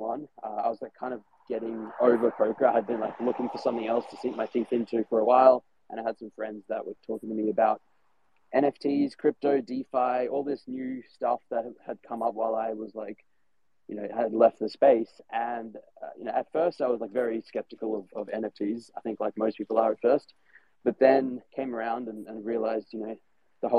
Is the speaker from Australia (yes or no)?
yes; Australia; now in Germany; So I'm living in Germany at the moment, but I'm from Australia.